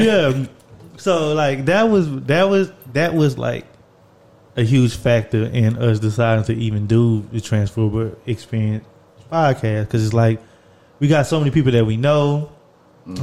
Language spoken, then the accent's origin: English; Orange, Texas, United States; we grew up in Orange, Texas